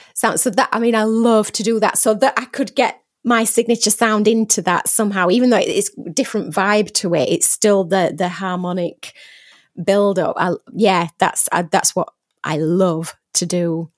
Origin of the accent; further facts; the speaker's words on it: Barnsley, Yorkshire and the Humber, United Kingdom; accent: Barnsley; I am Barnsley born and bred